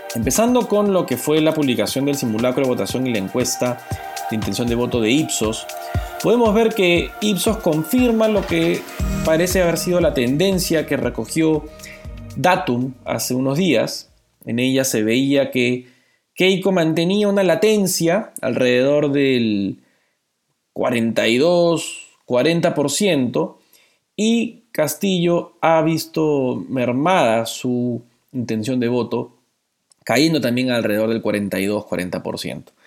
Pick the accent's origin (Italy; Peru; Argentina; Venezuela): Peru; como población peruana